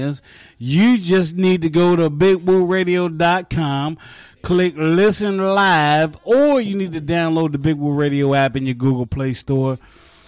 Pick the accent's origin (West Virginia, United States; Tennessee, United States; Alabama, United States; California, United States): West Virginia, United States; Oak Hill; also born or lived in East Orange, New Jersey; now in Charlotte, United States; It's going to be a small town called Oak Hill. Oak, O-A-K, Hill, H-I-L-L, Oak Hill, West Virginia.